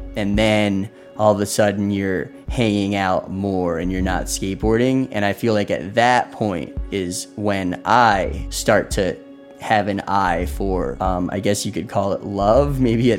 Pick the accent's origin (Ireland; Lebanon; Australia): Lebanon; I'm pretty close with both my mom and my dad. We're all from Lebanon.